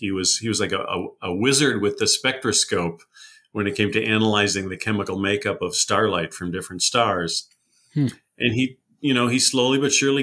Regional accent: Wisconsin, United States; Worked for a while at Yerkes Observatory in my home state of Wisconsin

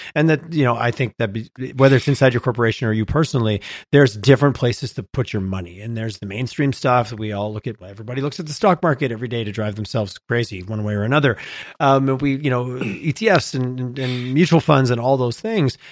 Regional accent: Canada; we're Canadian

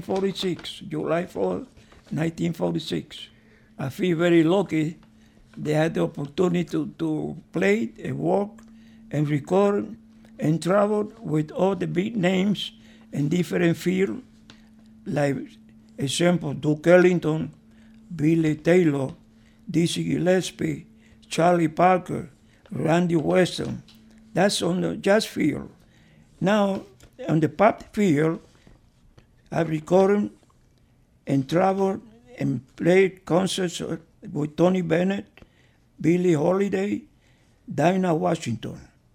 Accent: Havana, Cuba; English is a second language; moved away as an adult; now in New York, United States; I came from Havana, Cuba to United States with the dance team the Carmen and Rolando. They was the one brought me here to the United States.

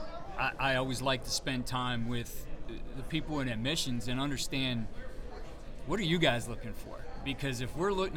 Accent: Ohio, United States; being from Ohio

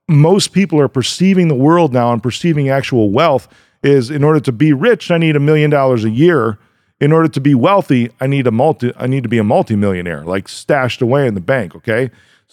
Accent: Chicago, Illinois, United States; I'm from Chicago

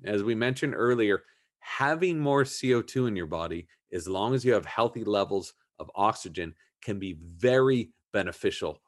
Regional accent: Southern California, United States; I grew up in Southern California

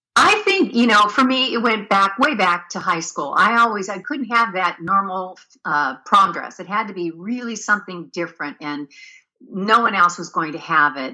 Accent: Pennsylvania, United States; moved away as an adult; now in California, United States; I was born and raised in Pennsylvania

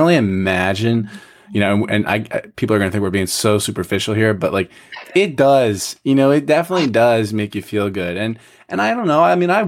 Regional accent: Philadelphia, Pennsylvania, United States; I'm from Philadelphia

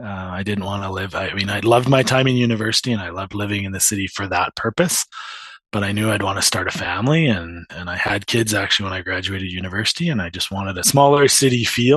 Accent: Edson, Alberta, Canada; also born or lived in Toronto / Grande Prairie; now in Wetaskiwin, Canada; When I was four, my dad took a job out west, so we ended up in Alberta. I grew up most of my youth years in Edson, Alberta, so not super far from the Peace Country, but same type of country.

